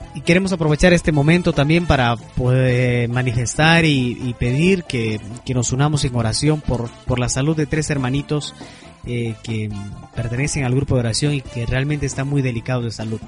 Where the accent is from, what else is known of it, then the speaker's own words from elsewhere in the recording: Peru; nosotros que somos peruanos